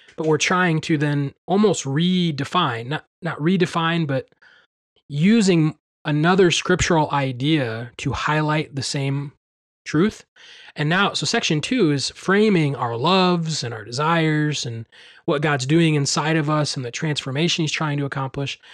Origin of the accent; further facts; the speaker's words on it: Midwest, United States; growing up in the Midwest, and being around farms